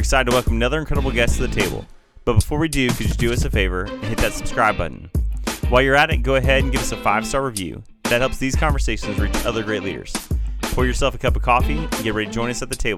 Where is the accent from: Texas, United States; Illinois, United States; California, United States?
Illinois, United States; Waukegan; I grew up in Waukegan